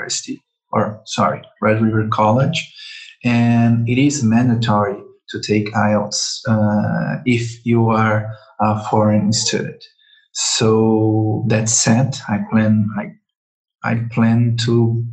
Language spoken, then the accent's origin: English; Brazil; English is a second language; I'm 37 from Brazil